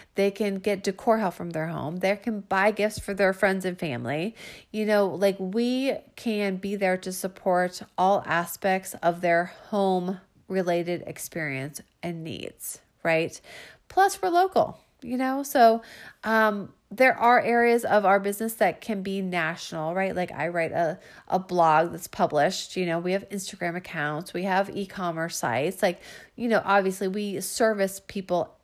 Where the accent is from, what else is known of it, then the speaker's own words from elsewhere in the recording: Falls Church, Virginia, United States; in my hometown, meaning Northern Virginia, you know, like I'm from Falls Church